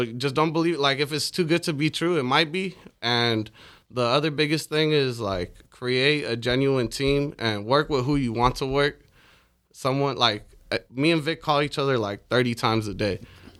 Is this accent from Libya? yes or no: yes; Libya; born there; My dad's from Sudan. My mom's from Palestine. I was born in Libya.